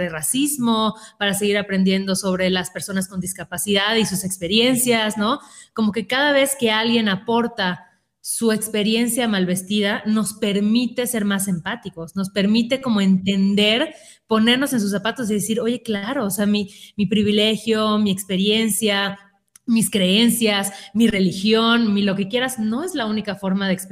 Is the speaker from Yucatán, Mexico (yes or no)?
yes; Mérida, Yucatán, Mexico; yo, soy de Mérida, igual que Sácil, y lo vivía estando ahí